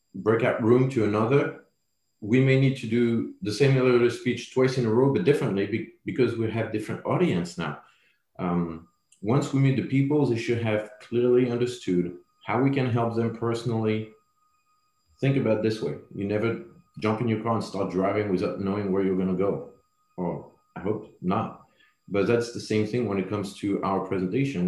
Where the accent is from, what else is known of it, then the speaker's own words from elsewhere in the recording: France; accent: French; English is a second language; moved away; my French accent